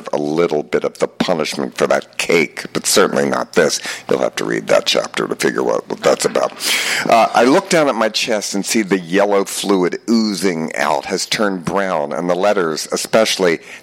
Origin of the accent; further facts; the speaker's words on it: Baltimore, Maryland, United States; I'm here from Baltimore